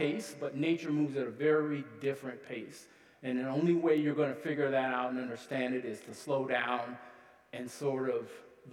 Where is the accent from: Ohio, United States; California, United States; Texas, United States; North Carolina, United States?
Ohio, United States; Columbus; moved away as an adult; now in Duluth, United States; Originally, I'm from Columbus, Ohio. Lived there for several decades before I moved to northern Minnesota. I live in Duluth now